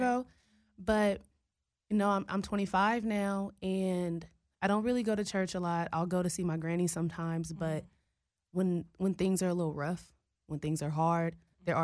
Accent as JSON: {"language": "English", "town": "Richmond", "region": "California", "country": "United States", "tie": "born or raised there", "said": "Growing up in the Bay"}